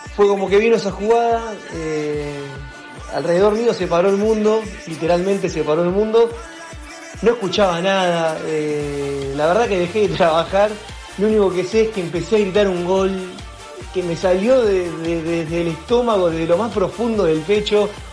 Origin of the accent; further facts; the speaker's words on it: Olivos, Buenos Aires Province, Argentina; moved away as an adult; also born or lived in Vancouver; soy de Olivos